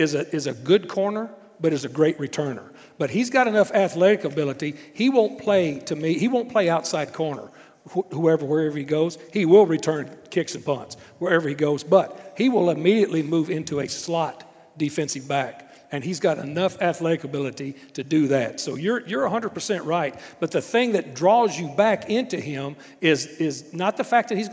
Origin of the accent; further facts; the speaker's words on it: Texas, United States; I'm a Texan